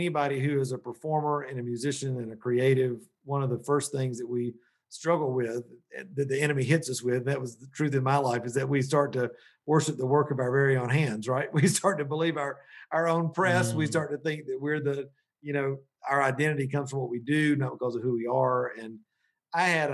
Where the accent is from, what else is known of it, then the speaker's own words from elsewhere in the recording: Columbus, Georgia, United States; moved away as an adult; also born or lived in Metro Atlanta, Georgia; now in Asheville, United States; I'm from originally Middle Georgia, Columbus, Georgia. My family's been down there since the 1780s.